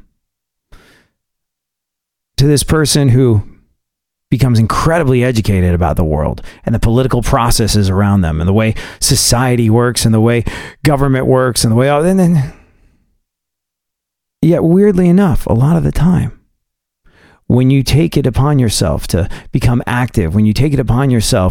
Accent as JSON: {"language": "English", "country": "United States", "said": "I'm an American"}